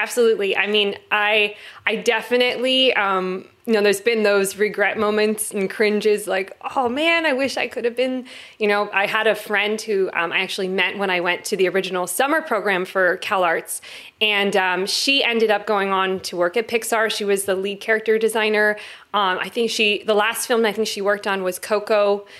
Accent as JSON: {"language": "English", "town": "Los Angeles", "region": "California", "country": "United States", "lives_now": "Florida, United States", "said": "I am originally from Los Angeles, and I have been moving around the globe from the Pacific Northwest. I'm now in Florida, believe it or not."}